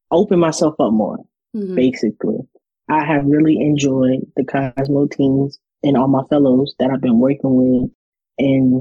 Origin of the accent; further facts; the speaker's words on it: United States; also born or lived in Ponchatoula, Louisiana; I'm from the United States of America.